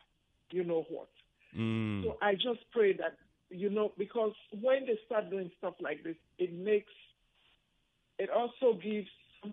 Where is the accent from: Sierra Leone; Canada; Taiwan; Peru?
Sierra Leone; now in United States; I'm from Sierra Leone. I'm from Sierra Leone